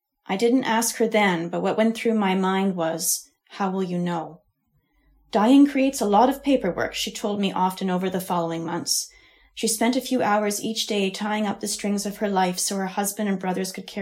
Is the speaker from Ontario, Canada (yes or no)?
yes; Ontario, Canada; I was born and raised in Ontario